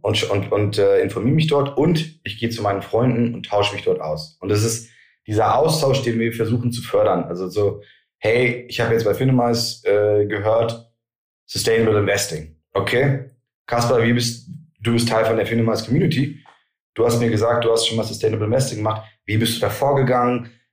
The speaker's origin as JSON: {"language": "German", "country": "Germany"}